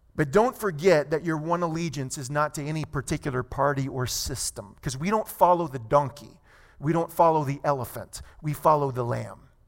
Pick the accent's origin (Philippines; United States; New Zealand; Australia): United States; I'm proud to be American